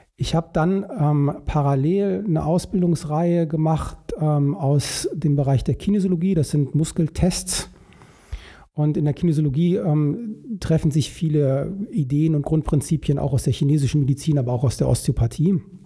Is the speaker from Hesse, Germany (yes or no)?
yes; Vogelsbergkreis, Upper Hesse, Germany; moved away as an adult; also born or lived in Alsfeld / Hamburg / China; now in Bonn, Germany; ich bin aufgewachsen ähm, in einer Region, äh, die heißt Vogelsberg, also Vogelsbergkreis, das ist in ähm, Oberhessen